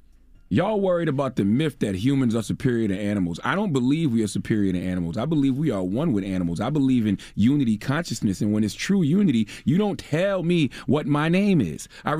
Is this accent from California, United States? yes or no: no; Moncks Corner, South Carolina, United States; Listen, I'm from Monk's Corner, South Carolina all day. I eat deer meat.